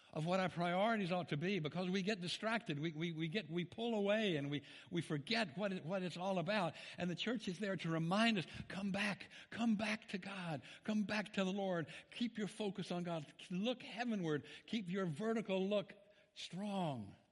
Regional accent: Memphis, Tennessee, United States; I'm from Memphis, Tennessee

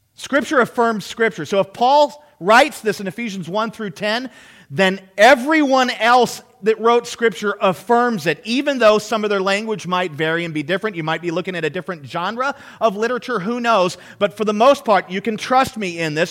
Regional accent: United States; We are raised in a merit system.

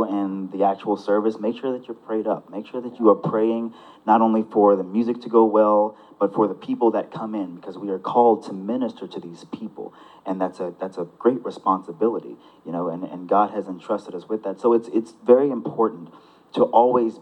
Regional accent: South Houston, Texas, United States; also born or lived in Pasadena, Texas; Grew up in the South Houston area. Went to South Houston High School for 2 years. Graduated from Pasadena Memorial High School

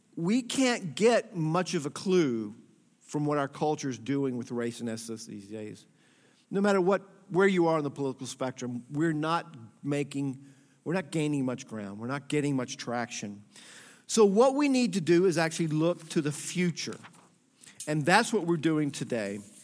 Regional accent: Atlanta, Georgia, United States; I was born and raised in Atlanta, Georgia in the sixties.

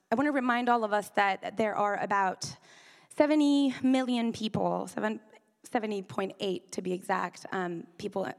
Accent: Iran; also born or lived in United Kingdom; now in Bay Area, United States; I am originally from Iran

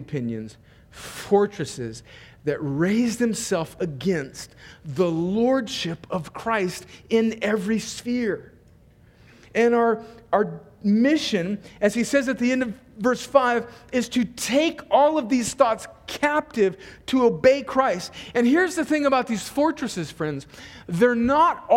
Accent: Mexican border in California, United States; the earliest house that I remember growing up in on the Mexican border in California, you could go out my door where I grew up and you could look down the street and you could actually see Mexico. And my hometown is right on the border

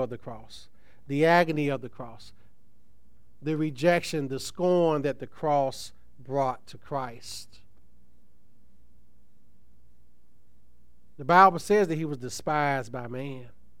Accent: Tuskegee, Alabama, United States; I'm a country boy. I'm from Tuskegee, Alabama

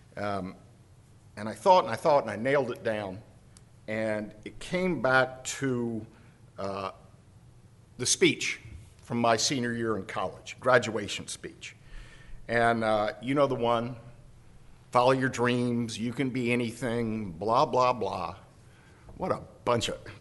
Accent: United States

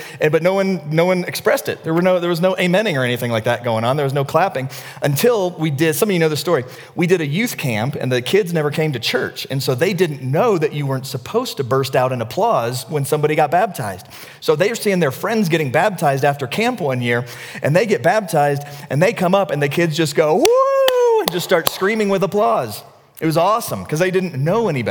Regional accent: the South, United States; moved away; I grew up in the South

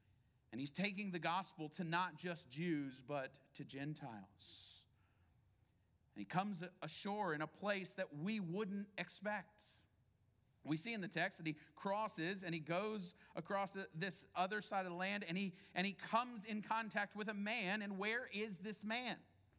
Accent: Houston, Texas, United States; But to tell people who aren't from here, we're from Houston, right?

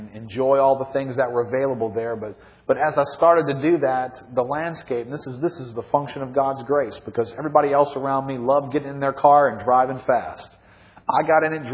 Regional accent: New Orleans, Louisiana, United States; I grew up in New Orleans, was raised here, lived my whole life here

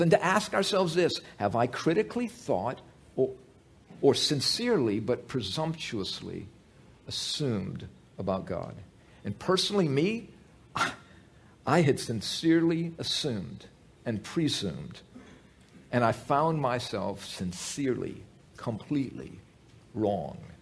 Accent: United States; I grew up in America, I grew up going to church

